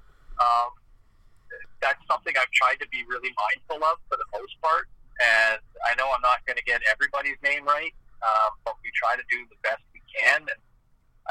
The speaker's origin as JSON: {"language": "English", "town": "Ottawa", "region": "Ontario", "country": "Canada", "tie": "born or raised there", "said": "as somebody who grew up in Eastern Ontario"}